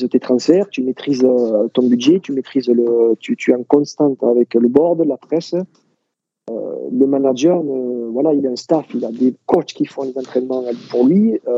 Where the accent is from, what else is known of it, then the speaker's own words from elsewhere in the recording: France; bon, après, en tant que pur français